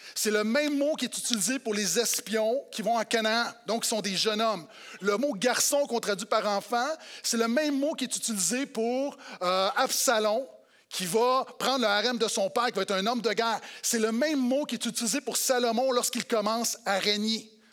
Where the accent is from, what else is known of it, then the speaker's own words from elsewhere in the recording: Quebec, Canada; en tant que Québécois